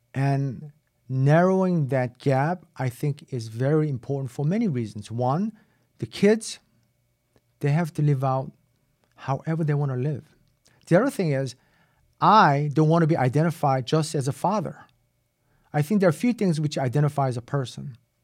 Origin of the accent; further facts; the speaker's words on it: South Korea; also born or lived in Boston; now in United States; when I was growing up in Korea